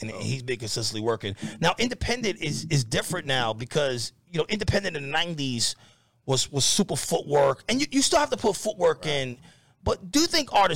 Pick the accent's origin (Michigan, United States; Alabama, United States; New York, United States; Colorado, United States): New York, United States; New York City; I'm from the Bronx